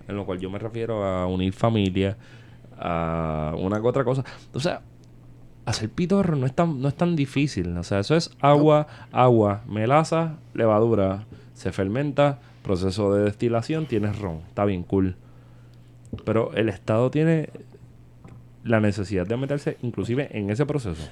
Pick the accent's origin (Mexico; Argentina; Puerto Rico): Puerto Rico; en Puerto Rico se consume mucho alcohol